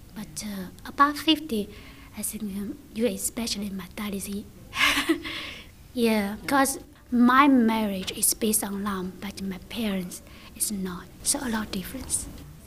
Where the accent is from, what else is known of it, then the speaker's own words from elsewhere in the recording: China; English is a second language; moved away as an adult; now in Australia; I come from China. I have been here five years already